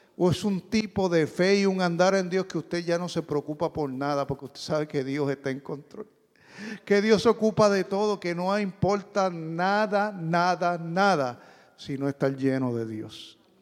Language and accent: Spanish; Puerto Rico; Yo soy boricua